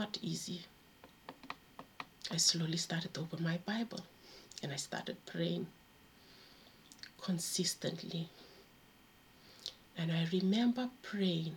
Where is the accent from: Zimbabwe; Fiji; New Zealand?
Fiji; now in United Kingdom; I grew up in Fiji